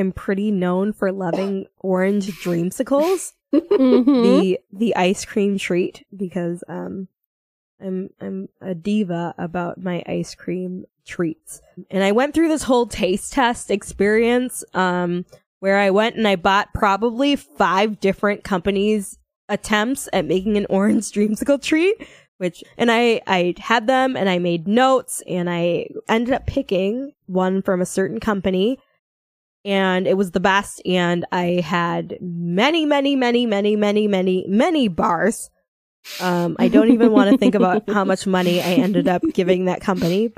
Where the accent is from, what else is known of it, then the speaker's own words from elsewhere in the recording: St. Cloud, Minnesota, United States; now in Milwaukee, United States; I grew up in St. Cloud, Minnesota, and I currently live in Milwaukee